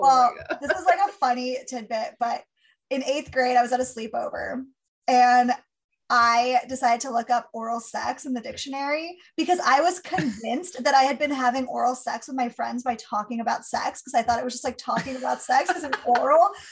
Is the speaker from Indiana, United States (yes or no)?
no; California, United States; I grew up in California.